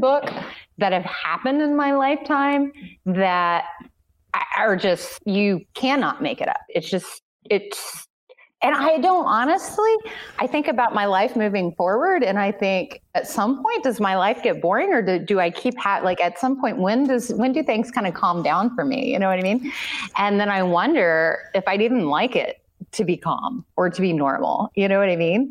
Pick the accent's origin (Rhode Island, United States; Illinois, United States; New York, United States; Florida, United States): Illinois, United States; Southern; I grew up in Southern Illinois, which is much closer to Kentucky than it is Chicago